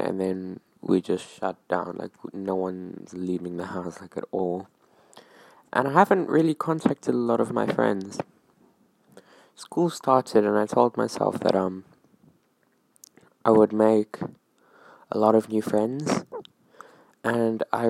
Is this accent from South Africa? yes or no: yes; South Africa; I'm from South Africa